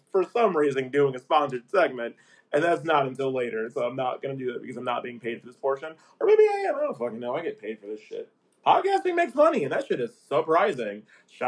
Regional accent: Aurora, United States; I grew up in Aurora.

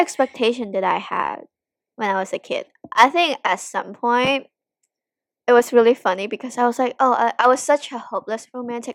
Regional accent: Hong Kong; moved away as an adult; now in United States; I'm from Hong Kong and there are so many custom and, like, culture in Hong Kong that I still, like, follow or practice

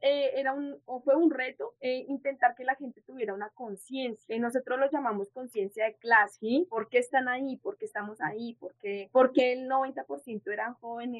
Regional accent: Soacha, Cundinamarca, Colombia; also born or lived in Bogotá; soy del municipio de Soacha, soy soachuna. Yo llego aquí a como a los cinco años, seis años de Bogotá a Soacha

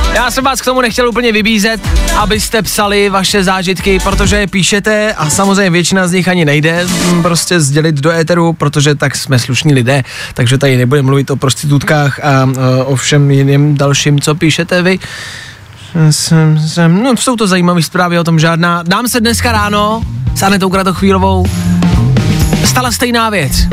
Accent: Czechia; jsme hrdí Češi

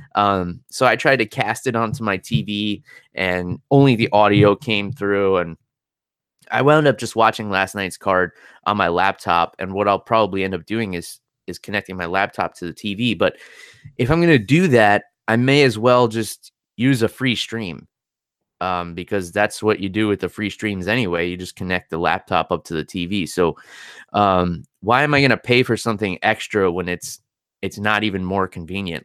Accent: New York, United States; being a New Yorker

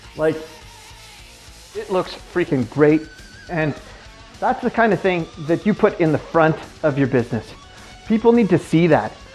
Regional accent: the Kootenays, British Columbia, Canada; I'm from the Kootenays

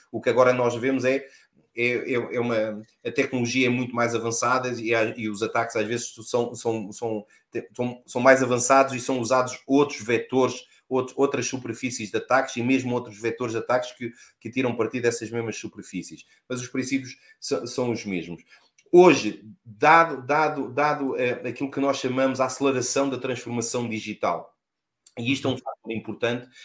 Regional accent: Lisbon, Portugal; sou natural de Lisboa

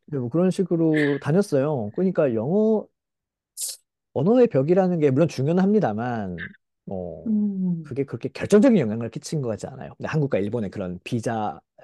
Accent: South Korea; 저 한국 사람 입장에서

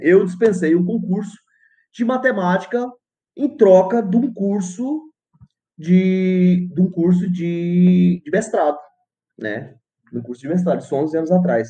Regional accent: Goiás, Brazil; now in Porto Velho, Brazil; Goiás, da onde eu nasci

